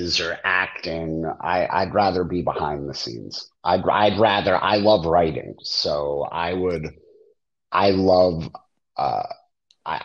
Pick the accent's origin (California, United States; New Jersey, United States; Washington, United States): New Jersey, United States; East Brunswick; I grew up in East Brunswick, and then I lived in New Brunswick for years